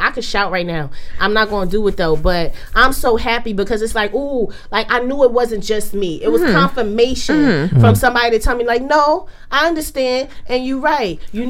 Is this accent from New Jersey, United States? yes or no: yes; Jersey City, New Jersey, United States; I'm from Jersey City mm. on Ocean Avenue.